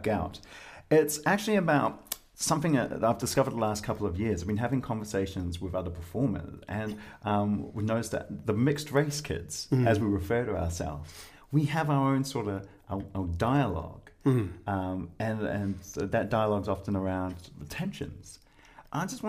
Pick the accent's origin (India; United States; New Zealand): New Zealand; when I'm overseas, I'm a New Zealander